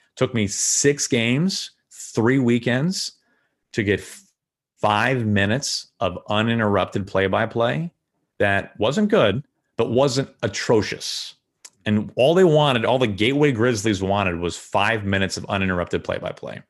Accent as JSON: {"language": "English", "town": "St. Louis", "region": "Missouri", "country": "United States", "tie": "born or raised there", "moved": "as an adult", "said": "my hometown teams in Saint Louis"}